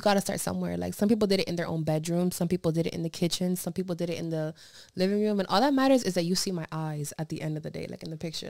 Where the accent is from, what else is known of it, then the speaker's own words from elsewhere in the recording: Pennsylvania, United States; moved away; when I travel to Pennsylvania to my hometown